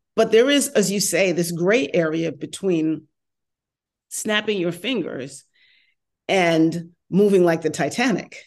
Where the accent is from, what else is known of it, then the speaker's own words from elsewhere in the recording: New York, United States; accent: New York; moved away as an adult; also born or lived in New Jersey / Washington, D.C.; now in Los Angeles, United States; I lived in New York for a long time, born and raised